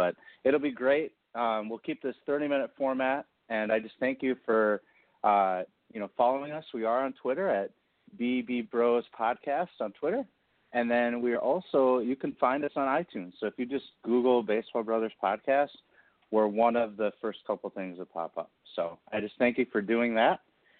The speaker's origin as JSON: {"language": "English", "region": "Midwest", "country": "United States", "said": "I'm from the Midwest."}